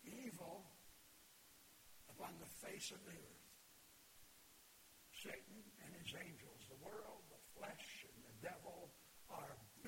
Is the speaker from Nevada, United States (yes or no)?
no; Flint, Michigan, United States; I grew up in Flint.